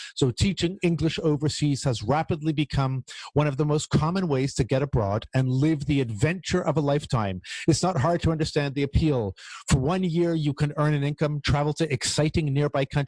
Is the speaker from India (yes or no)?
no; Canada; as a Canadian